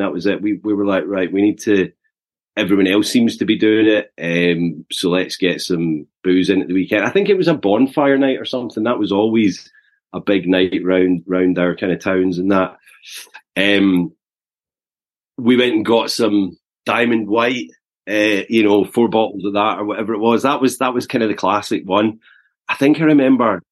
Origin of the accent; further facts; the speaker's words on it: Eaglesham, Scotland, United Kingdom; also born or lived in Glasgow; I was born in Glasgow in 1980, so I'm 43 now. But grew up in the south side of Glasgow in a little village called Eaglesham.